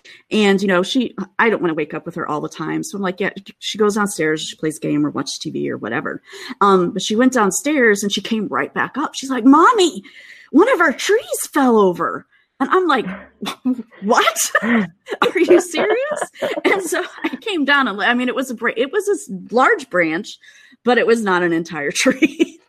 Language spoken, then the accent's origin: English; Midwest, United States; now in Seattle, United States; I still do feel bad complaining, you know, because I grew up in the Midwest.